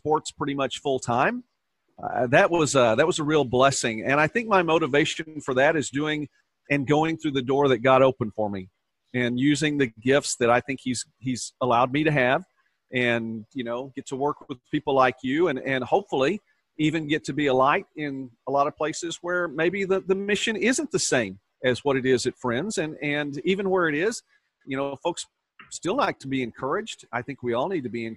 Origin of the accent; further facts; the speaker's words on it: Oklahoma, United States; growing up in Oklahoma